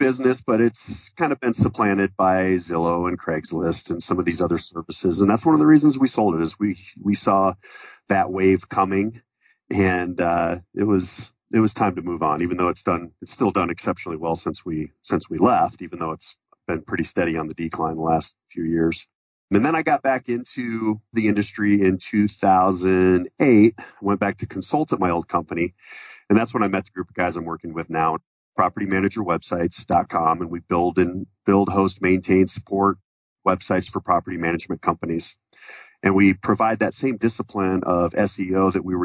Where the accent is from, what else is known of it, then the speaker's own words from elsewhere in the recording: Colorado, United States; my family business was property management growing up in Colorado in the 80s